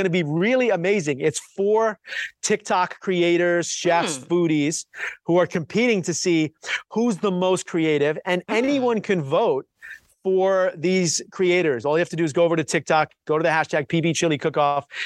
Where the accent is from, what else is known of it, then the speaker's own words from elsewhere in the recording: New York, United States; now in Southern California, United States; a native New Yorker